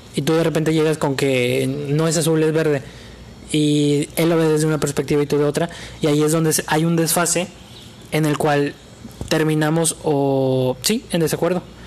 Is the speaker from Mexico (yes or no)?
yes; Mexico; Todos somos mexicanos